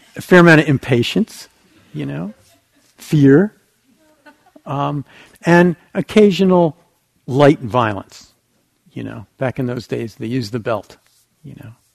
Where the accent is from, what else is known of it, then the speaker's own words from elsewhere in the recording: New Jersey, United States; I grew up in New Jersey, it was right across from New York City